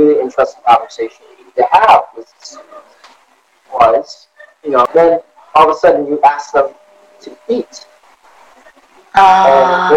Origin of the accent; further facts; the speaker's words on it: Cumberland, United States; moved away as an adult; now in Detroit, United States; I am from a little town called Cumberland, which is south of Detroit, Ohio, and the lake, and it's a very small little